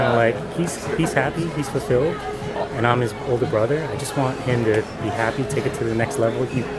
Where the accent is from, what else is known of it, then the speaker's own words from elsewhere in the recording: Bloomfield, New Jersey, United States; now in Parsippany, United States; I'm in Jersey. I'm in Parsippany now. I grew up in Bloomfield.